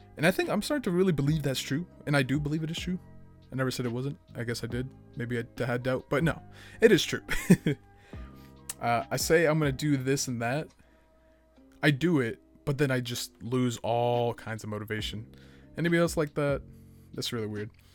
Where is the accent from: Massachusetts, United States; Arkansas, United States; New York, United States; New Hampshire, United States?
Massachusetts, United States; Boston; I grew up in Boston, Massachusetts